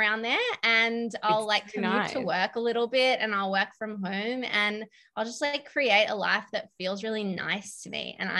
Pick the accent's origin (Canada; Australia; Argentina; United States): Australia; Melbourne, Victoria; So Steph and I grew up in Melbourne.